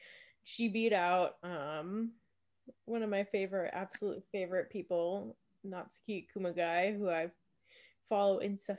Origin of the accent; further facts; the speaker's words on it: Wisconsin, United States; moved away; also born or lived in Minnesota; because I'm from Wisconsin and I went to school in Minnesota